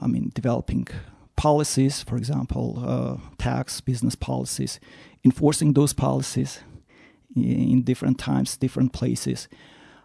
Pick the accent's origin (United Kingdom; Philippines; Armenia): Armenia; Yerevan; moved away as an adult; also born or lived in Moscow / Stanford; I'm originally from Armenia, from Yerevan, was born, raised, attended physics math school